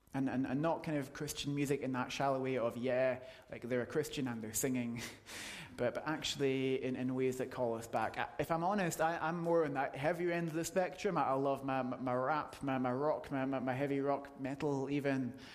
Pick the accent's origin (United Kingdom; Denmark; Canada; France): United Kingdom; we're British